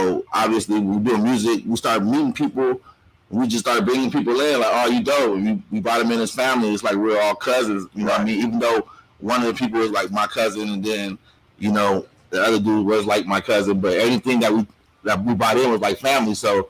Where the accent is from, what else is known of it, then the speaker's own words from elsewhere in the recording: Riverside, California, United States; Man, it was crazy, man, because actually it's not the ghetto like you would think, you know what I'm saying? It's actually very diverse with different ethnicities and stuff like that. So I grew up with all type of different races.